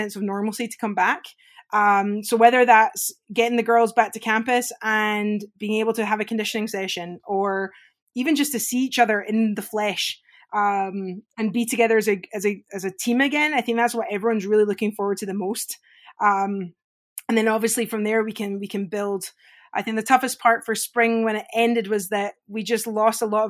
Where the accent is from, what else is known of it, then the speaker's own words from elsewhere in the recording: Scotland, United Kingdom; moved away; growing up in Scotland, I grew up playing golf and hockey